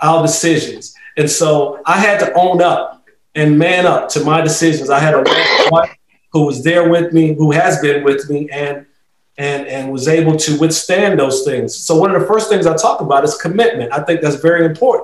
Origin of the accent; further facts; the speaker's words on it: Rocky Mount, North Carolina, United States; also born or lived in Raleigh, North Carolina; I'm right in Raleigh, born and bred in Rocky Mount, North Carolina.